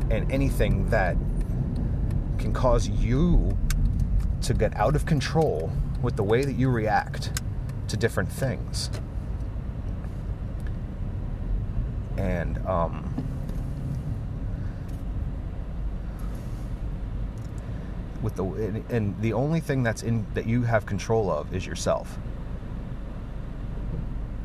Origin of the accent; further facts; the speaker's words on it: United States; I grew up in America